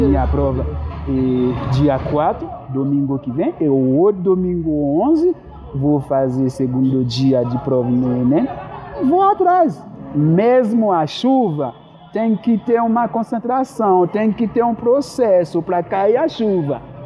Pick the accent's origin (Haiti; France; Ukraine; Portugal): Haiti; first language Haitian Creole; Portuguese is a second language; moved away as an adult; now in São Paulo, Brazil; Dentro do nosso país, Haiti